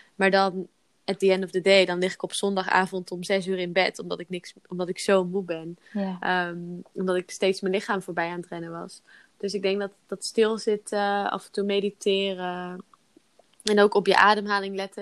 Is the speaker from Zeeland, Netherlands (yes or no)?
yes; Zeeland, Netherlands; now in Belgium; ik kom oorspronkelijk uit Zeeland.